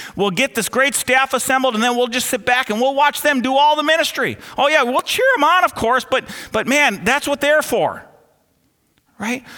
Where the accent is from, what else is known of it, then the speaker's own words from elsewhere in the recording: Twin Cities, Minnesota, United States; the ones I grew up under here in the Twin Cities